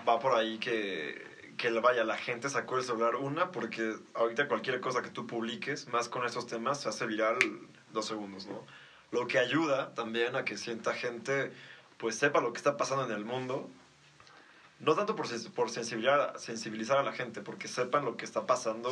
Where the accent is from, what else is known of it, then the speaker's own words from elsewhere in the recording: Mexico; como mexicanos